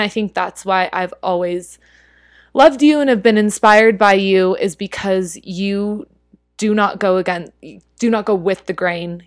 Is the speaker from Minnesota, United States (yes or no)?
no; Utah, United States; moved away as an adult; also born or lived in Philippines; now in New York City, United States; growing up in Utah, it's pretty homogenous here.